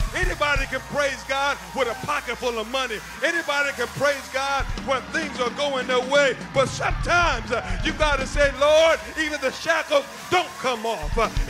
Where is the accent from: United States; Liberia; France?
Liberia; I was raised in Liberia, West Africa, and they don't have the best means of irrigation and farming and fertilizing in agricultural society.